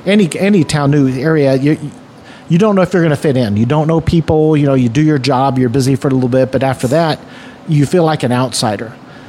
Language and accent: English; Wichita, Kansas, United States; moved away as an adult; also born or lived in Topeka, Kansas; now in Kansas City, United States; I moved to Kansas City in 1986. And so it was, I grew up in Wichita, went to college in Topeka, and my first job was here.